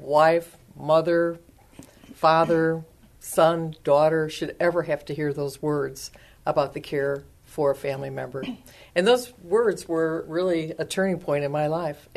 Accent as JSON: {"language": "English", "town": "Chicago", "region": "Illinois", "country": "United States", "moved": "as an adult", "lives_now": "San Antonio, United States", "said": "I am from Chicago, Illinois, and moved to San Antonio, I think it's getting to be maybe 10 years ago. Or not 10, 20. 20 years ago."}